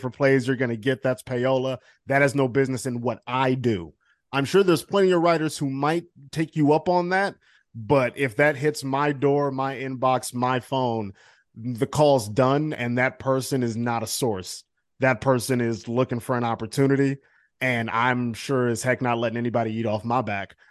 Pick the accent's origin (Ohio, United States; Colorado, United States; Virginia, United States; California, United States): Ohio, United States; Cleveland; moved away; I'm from Cleveland